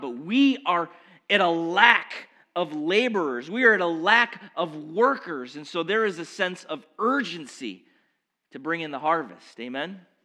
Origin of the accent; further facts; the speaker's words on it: Baldwinsville, New York, United States; also born or lived in Norwood, Massachusetts / West Coast; growing up in Baldwinsville my whole life